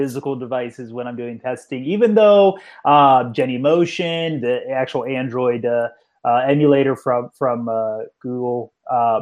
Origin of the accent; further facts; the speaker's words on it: Pittsburgh, Pennsylvania, United States; I'm from Pittsburgh